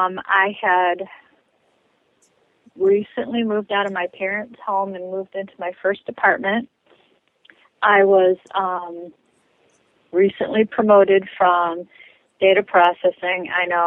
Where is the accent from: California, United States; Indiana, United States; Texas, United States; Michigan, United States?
Michigan, United States; Detroit; I grew up in Metro Detroit.